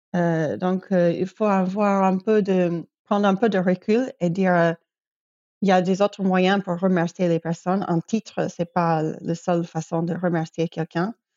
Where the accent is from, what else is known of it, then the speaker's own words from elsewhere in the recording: New York, United States; moved away as an adult; also born or lived in Belgrade, Serbia / Europe; Je viens de New York, mais j'ai vécu déjà quinze ans, je crois, de ma vie, euh, en Europe.